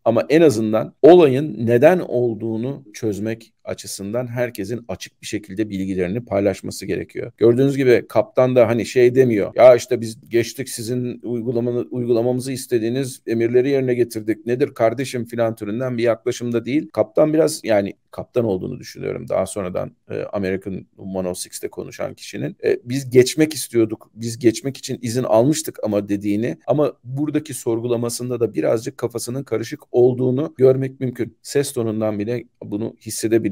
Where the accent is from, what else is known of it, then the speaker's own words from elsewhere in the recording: Turkey; Biz Orta Doğulu değiliz. Biz aslında Türk'üz